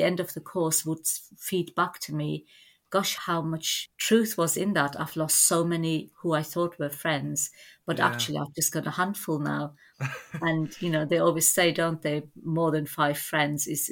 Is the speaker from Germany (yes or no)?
yes; Germany; moved away as an adult; also born or lived in Turkey; now in England; I was born in Turkey, and when I was about 2.5, my family emigrated to Germany